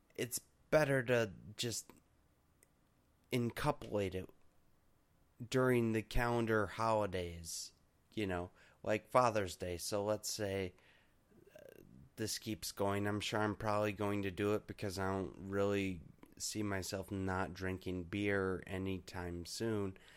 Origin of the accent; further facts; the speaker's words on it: United States; also born or lived in Michigan; I'm an American and we don't we don't mess around like